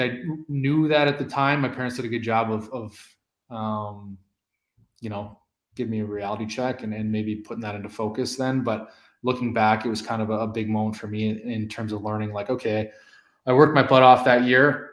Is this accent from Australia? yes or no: no; Maple Ridge, British Columbia, Canada; growing up in Maple Ridge